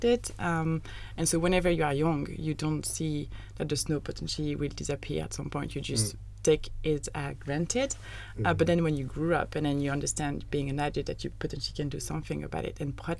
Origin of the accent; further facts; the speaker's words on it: Annecy, Auvergne-Rhône-Alpes, France; moved away as an adult; now in Netherlands; I come from Annecy, so an hour from Geneva, so literally in the mountains